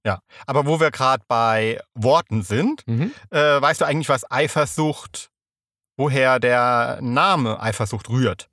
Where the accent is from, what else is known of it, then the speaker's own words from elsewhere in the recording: Rhineland-Palatinate, Germany; ich komme ja aus der Pfalz